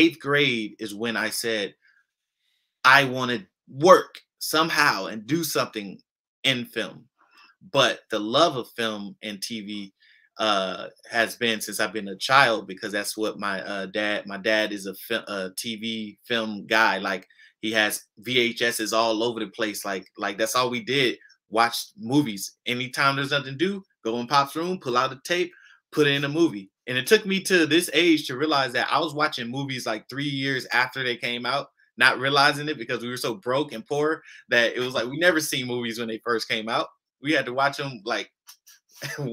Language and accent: English; Los Angeles, California, United States; I come from South Central LA. I grew up in Inglewood, Compton, Watts